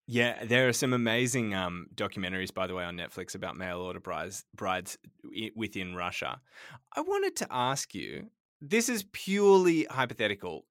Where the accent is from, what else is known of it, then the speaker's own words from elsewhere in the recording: Sydney, New South Wales, Australia; moved away; Growing up in Sydney